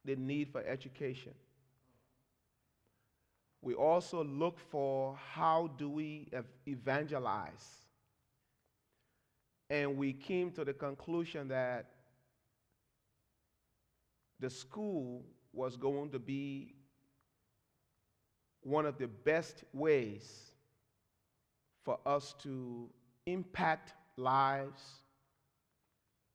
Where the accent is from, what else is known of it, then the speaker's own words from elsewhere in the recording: Monrovia, Montserrado, Liberia; I'm from Liberia. Liberia is a nation in West Africa.